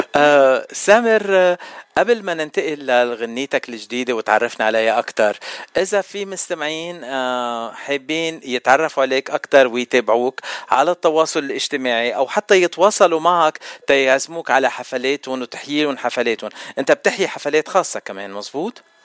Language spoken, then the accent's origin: Arabic; Lebanon; انا لبناني